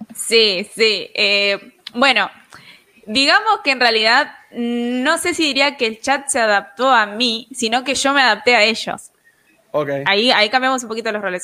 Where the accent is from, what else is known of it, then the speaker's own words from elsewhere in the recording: Buenos Aires, Argentina; Tengo 20 años, soy de Argentina, de Buenos Aires